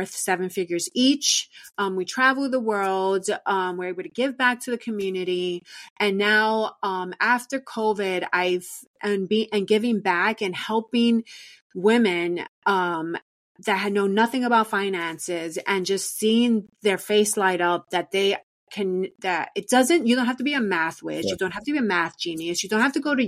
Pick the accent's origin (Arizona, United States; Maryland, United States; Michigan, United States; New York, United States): New York, United States; New York City; I was born and raised in New York City